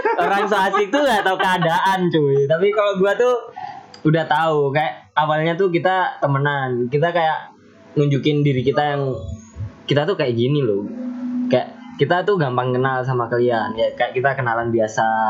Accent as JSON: {"language": "Indonesian", "region": "Java", "country": "Indonesia", "said": "aku ya wong Jawa rek"}